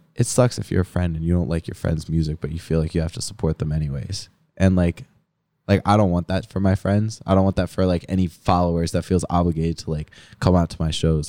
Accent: Philadelphia, Pennsylvania, United States; moved away as an adult; now in Pittsburgh, United States; I grew up in Philly, so I had shows in Philly back in high school

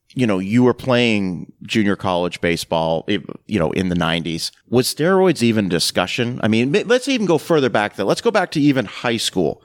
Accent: Canada; moved away; also born or lived in rural Tennessee; growing up in Canada, and, and then moving to rural Tennessee.

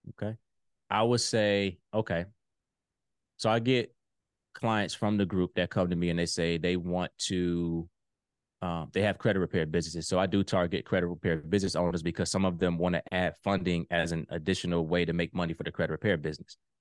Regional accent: Virginia Beach, Virginia, United States; moved away as an adult; now in Ohio, United States; So I'm originally from Virginia Beach, Virginia, but I live in Ohio now.

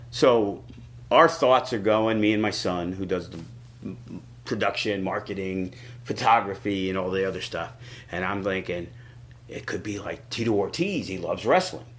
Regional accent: New York City, New York, United States; I grew up in New York City.

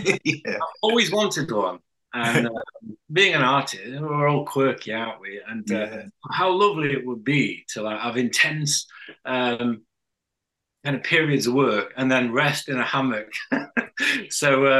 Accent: Yorkshire and the Humber, United Kingdom; I'm a Yorkshire lad.

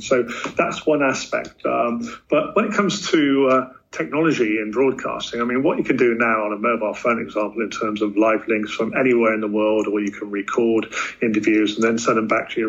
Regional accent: United Kingdom; back in my home country in the UK, a lot of local independent organizations have been amalgamated into broad-based networks.

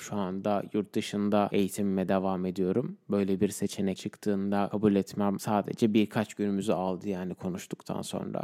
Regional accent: Turkey; first language Turkish; moved away as an adult; Türkler olarak biz Türkiye'de de çok toplum olarak yaşamaya alışmış bir insanlarız

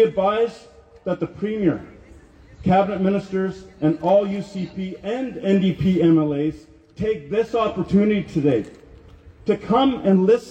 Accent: Peace River, Alberta, Canada; I'm from Peace River, Alberta.

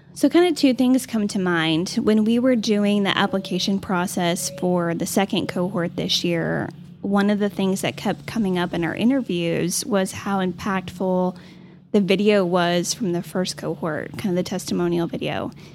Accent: Amarillo, Texas, United States; growing up in Amarillo, local businesses was just a part of our life

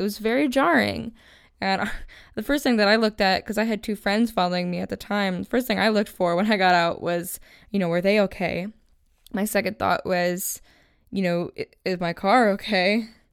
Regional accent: Buffalo, New York, United States; moved away as an adult; now in Los Angeles, United States; I'm originally from Buffalo, New York

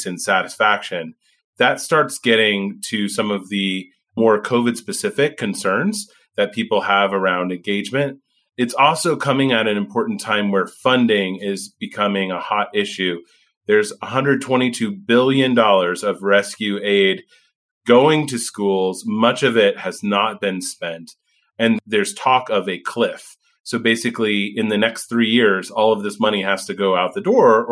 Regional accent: Indiana, United States; moved away; I'm from Indiana originally

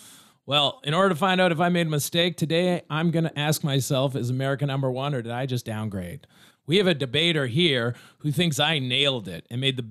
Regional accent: United States; I'm American, though. I just learned some knowledge. I just took the test.

